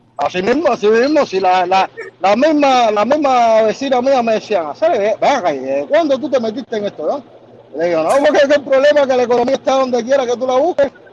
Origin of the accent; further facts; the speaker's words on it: Cuba; moved away as an adult; also born or lived in Ecuador; Desde que salí de Cuba